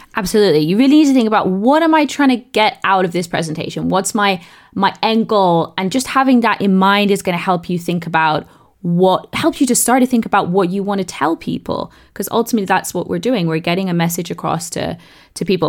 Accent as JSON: {"language": "English", "region": "South East England", "country": "United Kingdom", "tie": "born or raised there", "accent": "southeast English", "said": "I grew up in the south of, east of England"}